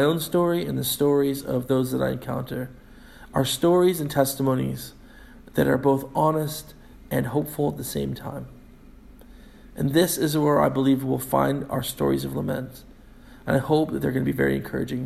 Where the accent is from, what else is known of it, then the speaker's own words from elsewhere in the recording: United States; moved away as an adult; now in Scotland, United Kingdom; me as an American